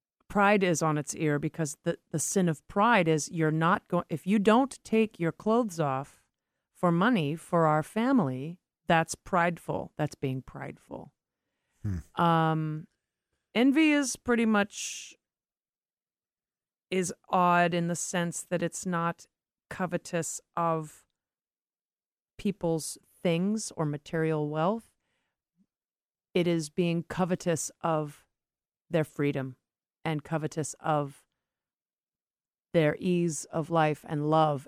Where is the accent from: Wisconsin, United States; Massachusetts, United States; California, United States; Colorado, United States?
Massachusetts, United States; Boston; I'm from Boston